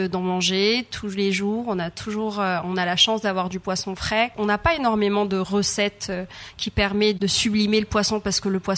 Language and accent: French; Réunion; moved away; surtout qu'on vient de loin. Enfin, je venais de La Réunion.